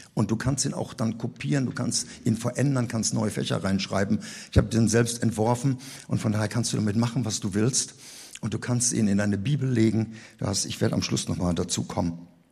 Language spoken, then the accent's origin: German; Rhineland, Germany; Bei uns im Rheinland